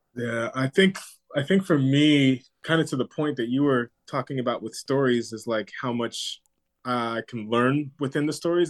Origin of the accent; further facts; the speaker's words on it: Southern California, United States; also born or lived in Maryland; now in New York, United States; growing up in Southern California